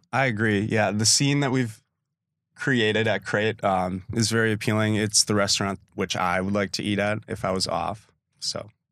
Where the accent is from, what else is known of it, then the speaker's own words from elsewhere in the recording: Sister Bay, Wisconsin, United States; also born or lived in Milwaukee; I grew up in Sister Bay